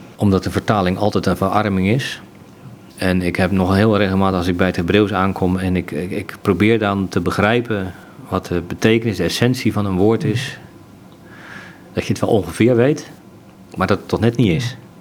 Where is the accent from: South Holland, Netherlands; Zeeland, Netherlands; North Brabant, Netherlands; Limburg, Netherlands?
Zeeland, Netherlands; ik ben geboren in Zeeland